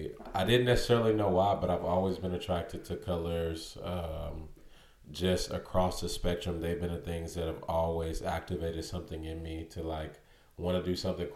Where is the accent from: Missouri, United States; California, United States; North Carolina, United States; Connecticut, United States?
Missouri, United States; St. Louis; St. Louis, Missouri.